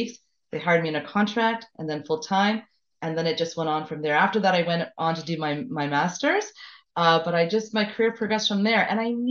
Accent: Montreal, Quebec, Canada; I'm from Montreal originally, born and raised

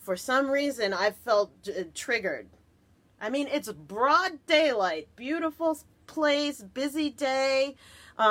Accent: New Jersey, United States; I'm from Jersey

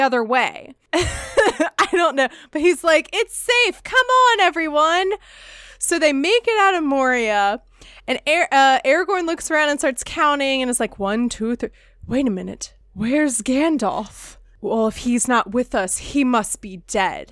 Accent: United States; as an American

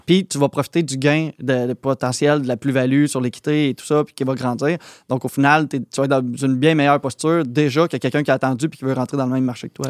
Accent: Plessisville, Quebec, Canada; also born or lived in France; Plessisville, c'est là où j'étais allé à l'école secondaire et tout ça. Fait que c'est là où j'ai grandi

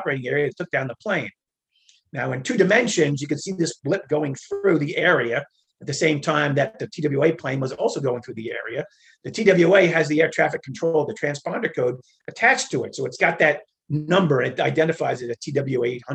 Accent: New York, United States; moved away; I was from New York, born and raised, lived out in Queens

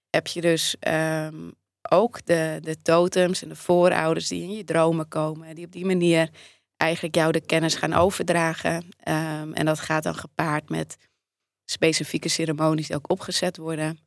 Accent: Netherlands; Ik ben in Nederland

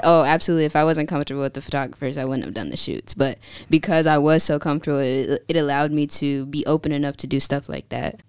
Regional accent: California, United States; moved away as an adult; now in Virginia, United States; I was born and raised in California. I moved out to Virginia January twenty twenty-one

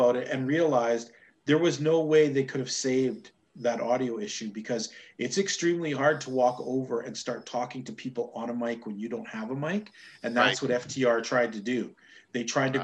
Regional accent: Canada; as a Canadian

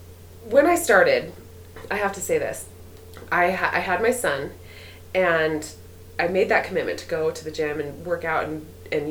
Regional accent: Orem, Utah, United States; I grew up in Orem, just right around the corner

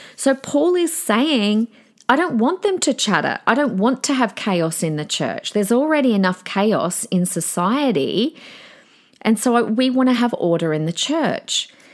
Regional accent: Adelaide, South Australia, Australia; the church that I grew up on in Adelaide in my teenage and young adult years

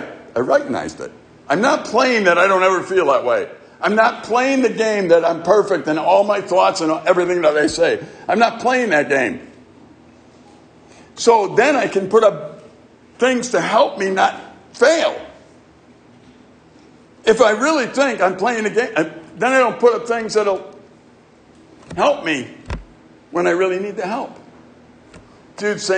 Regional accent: Chicago, Illinois, United States; growing up in Chicago and our neighborhood

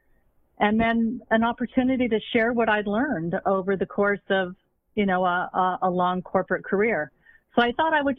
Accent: Montreal, Quebec, Canada; I grew up in Montreal.

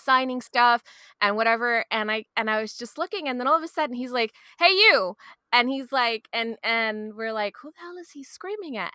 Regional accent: New York City, New York, United States; accent: Queens; growing up in Queens

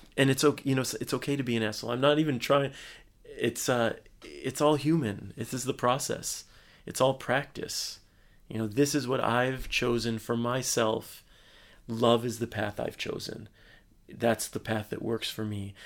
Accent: Michigan, United States; moved away as an adult; also born or lived in Bay Area, California; which is my home state

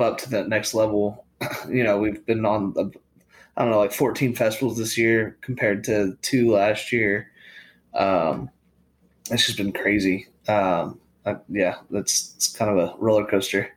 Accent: Prosper, Texas, United States; I grew up in Prosper, Texas. Uh, K through twelve, I was there the entire time

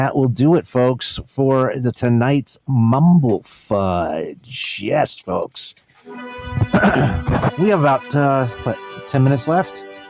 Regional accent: Pennsylvania Dutch area, United States; we're all from Pennsylvania, Dutchy area

